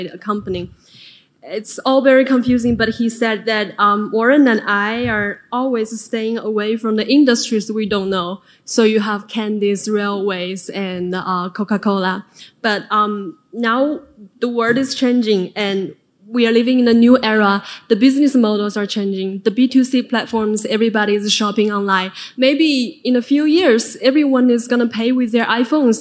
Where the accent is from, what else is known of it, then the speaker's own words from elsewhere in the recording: China; now in Washington, D.C., United States; I'm from China. I'm currently a graduate student in Georgetown